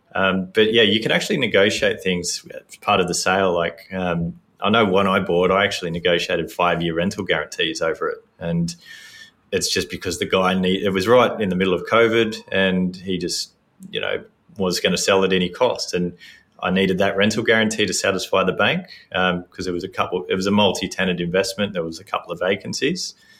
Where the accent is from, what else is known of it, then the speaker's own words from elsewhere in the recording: Sydney, New South Wales, Australia; born and raised in Sydney